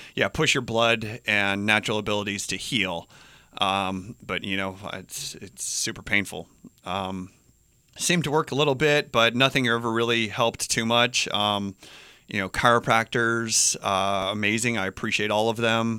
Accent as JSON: {"language": "English", "town": "Albuquerque", "region": "New Mexico", "country": "United States", "tie": "born or raised there", "also_born_or_lived": "Boulder, Colorado", "moved": "as an adult", "lives_now": "Hawaii, United States", "said": "born and raised in Albuquerque, New Mexico"}